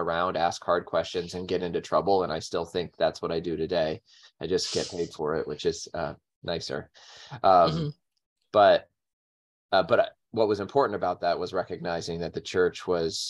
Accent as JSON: {"language": "English", "town": "Olathe", "region": "Kansas", "country": "United States", "tie": "born or raised there", "moved": "yes", "lives_now": "Rochester, United States", "said": "I grew up in Kansas and in a suburb of Kansas City. And the place where I grew up, Olathe, Kansas"}